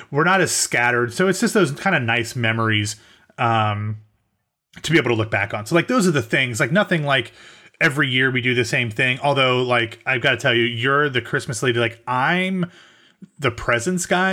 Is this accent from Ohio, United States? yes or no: yes; Central Ohio, United States; now in the South, United States; we are both from Central Ohio, um, but no longer live there, I am in the South